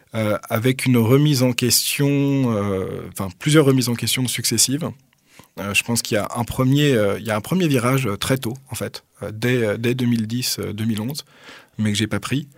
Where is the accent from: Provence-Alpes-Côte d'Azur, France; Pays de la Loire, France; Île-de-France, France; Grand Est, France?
Île-de-France, France; Paris; moved away as an adult; now in Toulouse, France; je suis né à Paris dans le 15e, donc en 1986